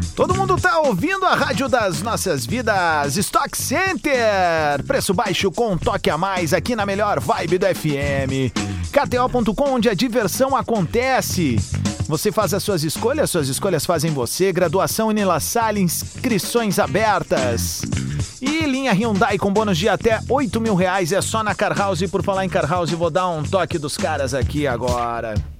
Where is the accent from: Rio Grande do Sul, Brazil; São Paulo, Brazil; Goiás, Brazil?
Rio Grande do Sul, Brazil; Viamão; eu me criei no Lago Tarumã, próximo ao Lago Tarumã, eu morava no lago, morava no bairro Tarumã, em Viamão